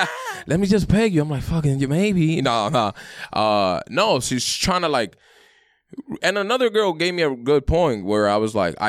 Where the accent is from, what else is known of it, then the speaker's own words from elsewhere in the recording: New York City, New York, United States; I grew up in Brooklyn, Sunset Park.